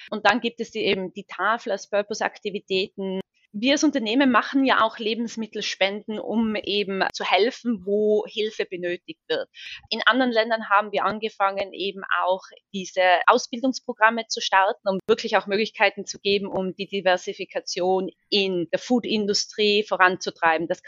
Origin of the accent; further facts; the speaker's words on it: Seefeld, Tyrol, Austria; ich bin ursprünglich aus Tirol, aus Seefeld, und am Ende des Tages, wenn ich den Zirlerberg oder den Möserer den Telferberg hochfahre, geht mein Herz immer noch auf.